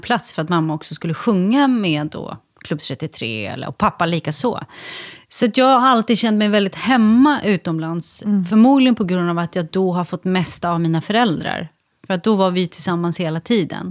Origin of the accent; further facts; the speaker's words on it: Järvsö, Gävleborg County, Sweden; moved away; also born or lived in Tå / Kramsta / Färila / Ljusdal; jag har, har eh, varit här så mycket under min barndom, för mycket när mamma var ute och turnerade så bodde vi med mormor